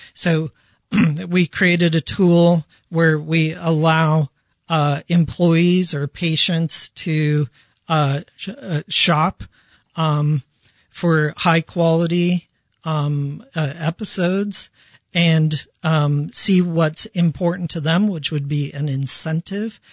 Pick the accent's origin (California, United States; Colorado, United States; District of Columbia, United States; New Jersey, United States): Colorado, United States; Denver; also born or lived in Bangkok, Thailand; I am from Denver, Colorado